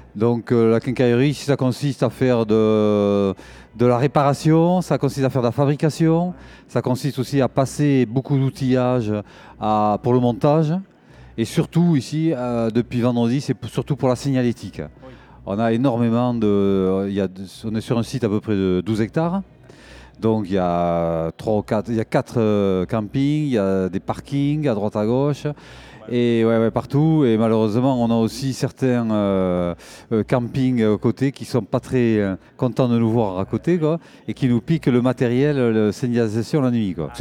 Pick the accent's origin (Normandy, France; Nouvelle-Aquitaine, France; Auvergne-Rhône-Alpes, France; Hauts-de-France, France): Nouvelle-Aquitaine, France; Bayonne; j'habite le Pays Basque, je suis originaire de Bayonne